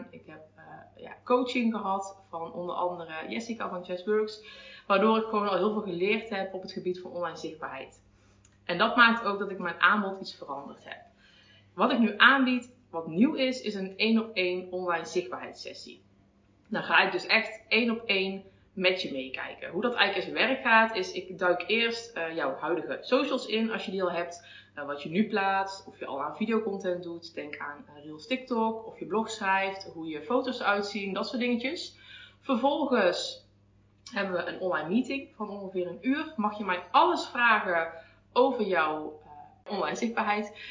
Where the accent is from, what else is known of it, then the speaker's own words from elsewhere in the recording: North Brabant, Netherlands; accent: soft G; Oorspronkelijk kom ik uit Brabant, dus misschien hoor je af en toe eh, een zachte G.